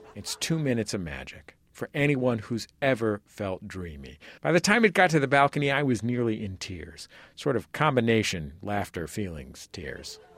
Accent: Bay Area, California, United States; I'm from the Bay Area

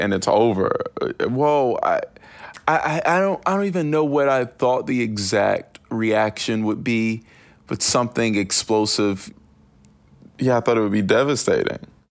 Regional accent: Winston-Salem, North Carolina, United States

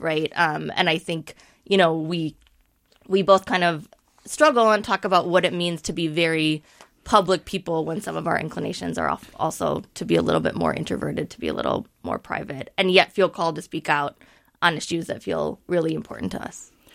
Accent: Minneapolis, Minnesota, United States; as a student growing up in Minneapolis public schools

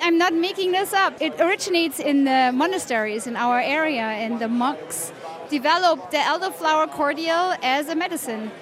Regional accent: Bavaria, Germany; moved away; I'm from Bavaria

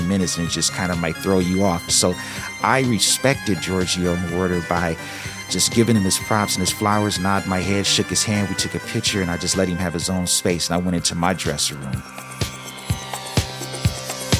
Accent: Los Angeles, California, United States; growing up in Los Angeles

